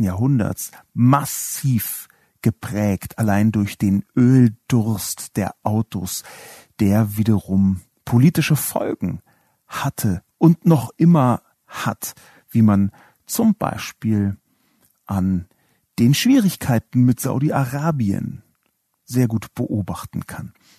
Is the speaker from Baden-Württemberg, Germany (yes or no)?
no; Berlin, Germany; Ich bin in West-Berlin aufgewachsen.